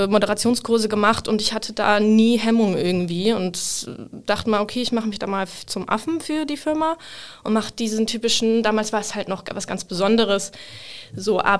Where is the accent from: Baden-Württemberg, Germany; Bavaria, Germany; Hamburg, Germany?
Hamburg, Germany; now in Cologne, Germany; Ich komme ursprünglich aus Hamburg. Ich bin ähm, vor vier Jahren nach Köln gezogen für mein Online-Marketing-Studium